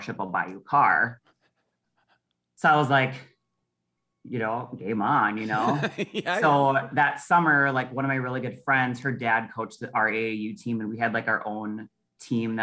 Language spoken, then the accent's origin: English; Prior Lake, Minnesota, United States; I grew up in Prior Lake